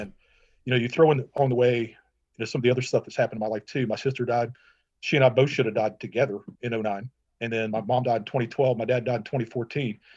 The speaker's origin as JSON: {"language": "English", "town": "Matthews", "region": "North Carolina", "country": "United States", "tie": "born or raised there", "also_born_or_lived": "Minnesota", "moved": "as an adult", "lives_now": "Green Cove Springs, United States", "said": "I was born in Minnesota, but I grew up in Charlotte, North Carolina. I say Charlotte, but Matthews, North Carolina"}